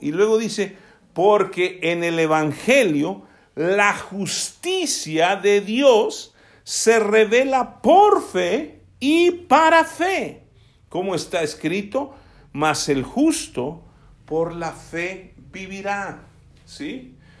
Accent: Alvarado, Veracruz, Mexico; el hecho de que yo sea de Alvarado, Veracruz, voy a seguir diciendo tanta majadería que dicen allá

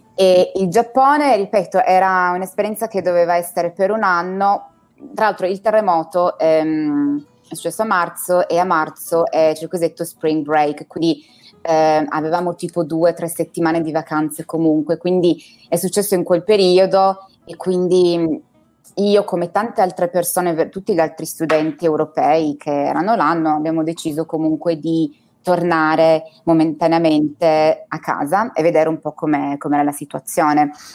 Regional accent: Turin, Piedmont, Italy; moved away as an adult; also born or lived in Dubai / Tokyo; now in London, United Kingdom; sono nata e cresciuta a Torino

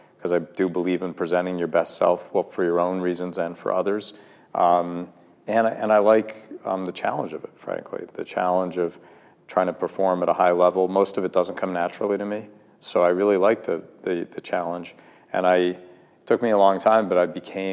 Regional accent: Massachusetts, United States; I was born in Massachusetts to a family of highly educated parents

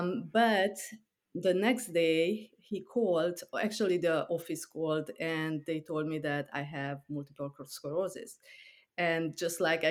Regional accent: Transylvania, Romania; moved away as an adult; also born or lived in Hungary / New York; now in Long Island, United States; I grew up in Transylvania, which is part of Romania. And I moved to New York when I was 21.

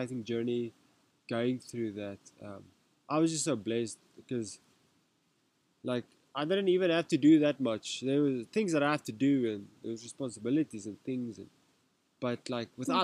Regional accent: Rustenburg, North West, South Africa; first language Afrikaans; English is a second language; Me, I grew up in Rustenburg. I'm actually Afrikaans.

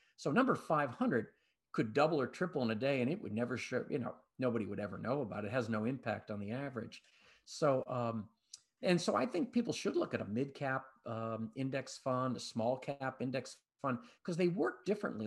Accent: Boston, Massachusetts, United States; moved away; I'm originally from Boston

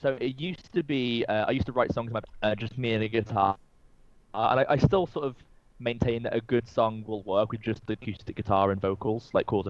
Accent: England, United Kingdom; accent: English; I really like to push my accent a lot, because I get a lot of listeners that aren't from England. I think a lot of people who aren't from England love our accent.

